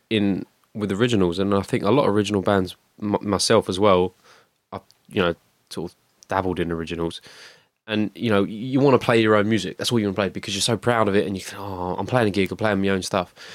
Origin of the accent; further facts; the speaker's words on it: Rayleigh, East of England, United Kingdom; I live in Rayleigh. I, have grew up in Rayleigh.